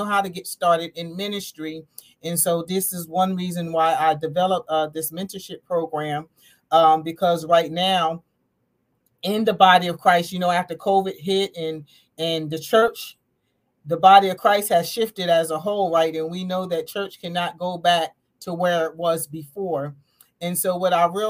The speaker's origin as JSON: {"language": "English", "region": "Southern New Jersey", "country": "United States", "said": "I am from New Jersey, Southern New Jersey."}